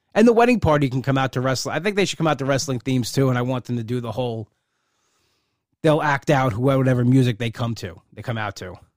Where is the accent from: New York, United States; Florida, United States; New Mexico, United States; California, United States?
New York, United States; Long Island; I'm a New Yorker. I guess, but I'm a, I'm a Long Island guy. And I'm a Long Island guy to his, his, to my core